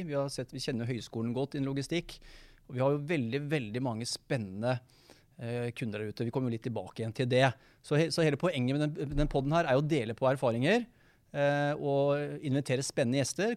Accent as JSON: {"language": "Norwegian", "town": "Hammerfest", "region": "Finnmark", "country": "Norway", "said": "jeg er jo fra Hammerfest. Det er jeg jo stolt av. Det er jo en gutt med krutt, det, som kommer nordfra"}